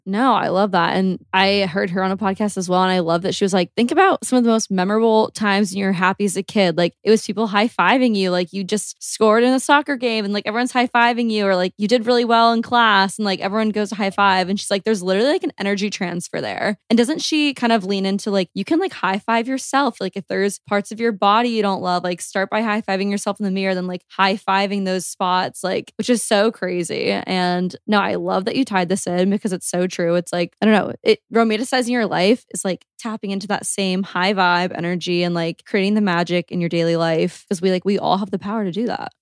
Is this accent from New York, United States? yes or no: no; Georgia, United States; I grew up in Georgia.